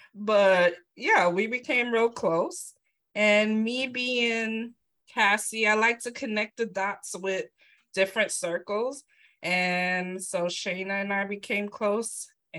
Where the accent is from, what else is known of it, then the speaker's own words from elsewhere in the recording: New York City, New York, United States; also born or lived in Midwest; now in New York, United States; I was born and raised in Brooklyn, New York, but I went away for like 12 years in the Midwest. So I've moved around quite a bit